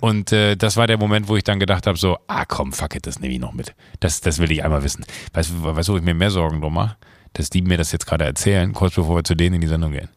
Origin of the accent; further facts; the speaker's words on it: Rhineland, Germany; passiert mir auch manchmal als Rheinländer